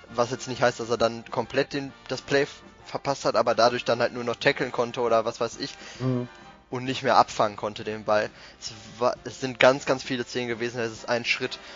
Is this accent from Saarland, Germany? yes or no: no; Bochum, North Rhine-Westphalia, Germany; Ich bin aus dem Ruhrgebiet. Äh, ich komme aus Bochum